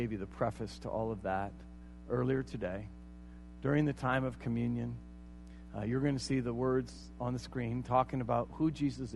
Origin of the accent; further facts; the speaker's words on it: United States; I am an American